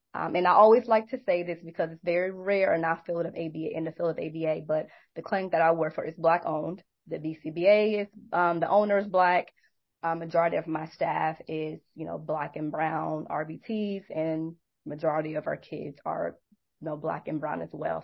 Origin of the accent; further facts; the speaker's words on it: New York City, New York, United States; now in Atlanta, United States; I'm originally from New York, Brooklyn, New York. I live in Atlanta